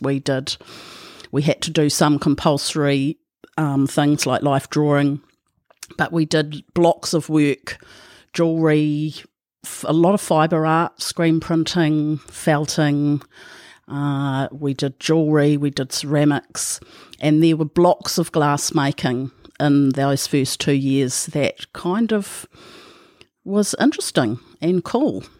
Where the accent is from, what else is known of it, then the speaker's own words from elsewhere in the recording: Whitianga, Waikato, New Zealand; also born or lived in Thames; I was born in Thames and I grew up on the Coromandel Peninsula, uh, in small town Witianga on a dairy farm